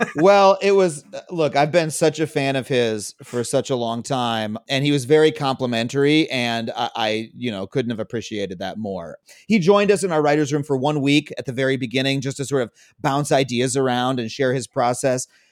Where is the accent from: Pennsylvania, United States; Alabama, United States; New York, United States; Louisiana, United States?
New York, United States; Long Island; I grew up on Long Island